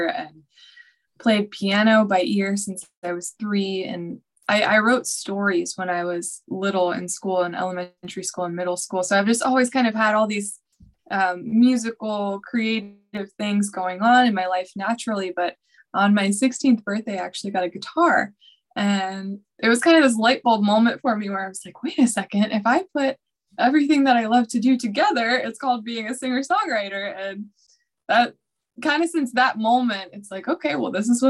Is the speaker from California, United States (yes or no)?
no; Nashville, Tennessee, United States; I was born and raised in Nashville, Tennessee